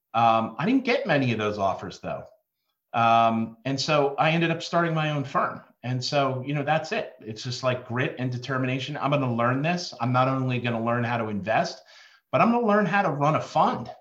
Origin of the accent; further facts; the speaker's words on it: New Jersey, United States; now in Baltimore, United States; I'm a kid from Jersey, living in Baltimore